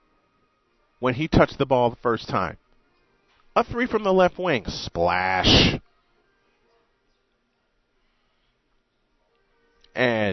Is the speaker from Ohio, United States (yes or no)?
no; Chicago, Illinois, United States; my hometown of Chicago